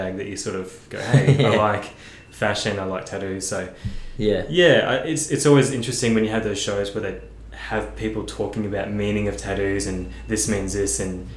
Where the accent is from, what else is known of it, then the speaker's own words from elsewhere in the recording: Australia; I consider myself Australian. You know, born and raised in Australia